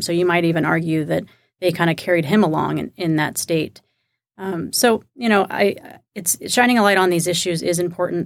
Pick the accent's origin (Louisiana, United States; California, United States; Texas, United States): Texas, United States; Kingwood; moved away; I'm from Kingwood, Texas, which is a suburb of Houston, about twenty-five miles from downtown